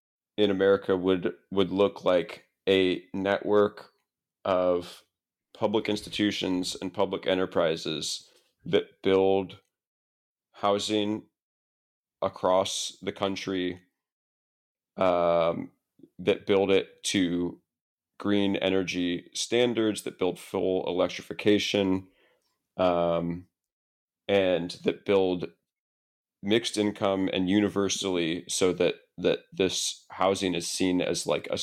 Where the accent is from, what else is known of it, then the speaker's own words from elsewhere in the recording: Columbus, Ohio, United States; I actually, I grew up in Columbus, Ohio.